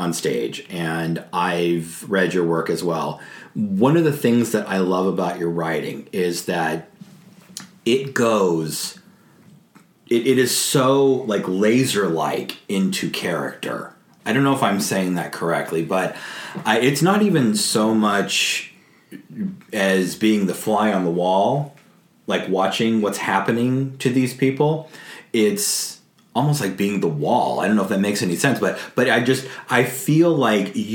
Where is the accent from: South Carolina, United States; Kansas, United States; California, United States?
California, United States; now in New York City, United States; I come from California